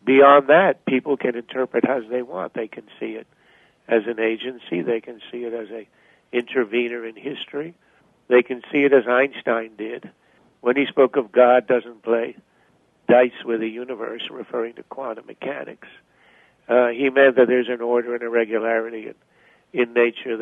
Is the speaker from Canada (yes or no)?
yes; Montreal, Quebec, Canada; now in United States; I grew up in Canada. I mean, born in the U.S., but my family moved to Canada when I was five. So I grew up in Montreal.